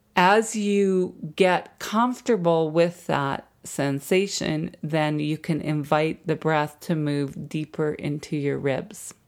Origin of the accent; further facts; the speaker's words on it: Jasper, Alberta, Canada; now in Vancouver, Canada; growing up in Jasper